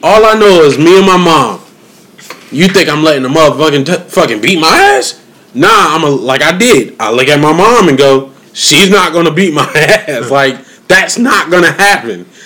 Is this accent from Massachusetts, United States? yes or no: yes; Springfield, Massachusetts, United States; moved away; I'm from Springfield, Massachusetts, birthplace of basketball